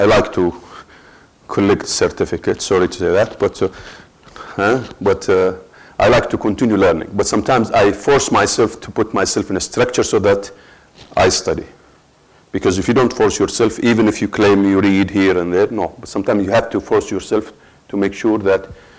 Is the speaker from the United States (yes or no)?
no; Dammam, Eastern Province, Saudi Arabia; also born or lived in Muharraq, Bahrain; we came back to Saudi Arabia, my hometown, which is Dammam